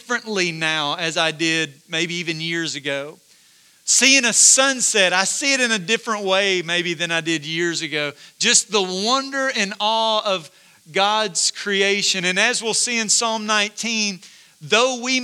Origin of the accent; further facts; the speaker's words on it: Corinth, United States; I grew up in Corinth, so not far from here